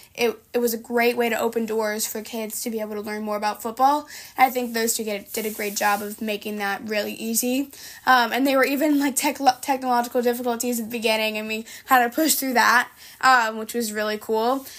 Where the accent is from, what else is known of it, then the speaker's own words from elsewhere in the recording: New York, United States; it's in my hometown